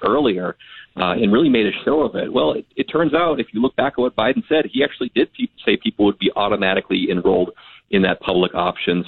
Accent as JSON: {"language": "English", "region": "Minnesota", "country": "United States", "said": "as a Minnesotan"}